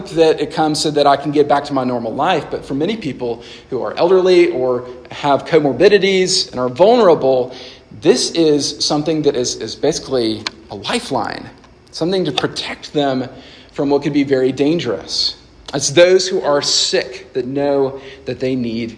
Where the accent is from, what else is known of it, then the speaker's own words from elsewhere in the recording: Nashville, Tennessee, United States; I grew up in Nashville, Tennessee, and I love Nashville, still love it.